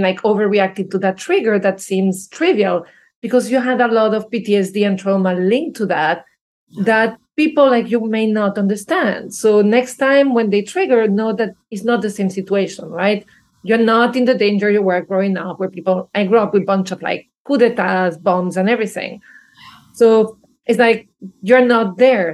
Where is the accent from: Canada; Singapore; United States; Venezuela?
Venezuela; moved away; I grew up probably in Venezuela